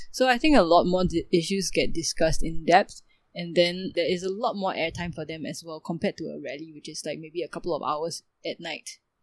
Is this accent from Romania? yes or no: no; Singapore; it's that sense of pride of being a Singaporean and, you know, being surrounded by other Singaporeans.